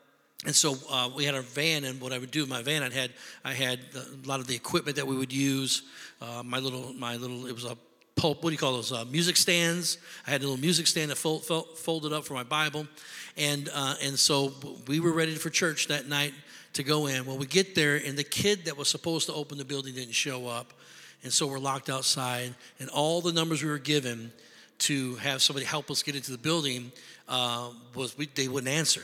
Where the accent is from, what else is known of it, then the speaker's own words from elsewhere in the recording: Rockford, Illinois, United States; also born or lived in Beloit, Wisconsin; my wife and I, we were born and raised in Rockford, Illinois